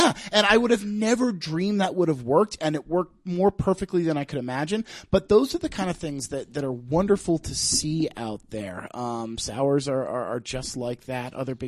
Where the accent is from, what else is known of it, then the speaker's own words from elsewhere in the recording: Annapolis, Maryland, United States; No, I'm originally from Annapolis, Maryland. Okay. I grew up there